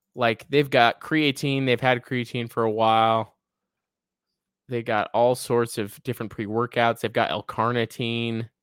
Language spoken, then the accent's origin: English; the West, United States; we are from the West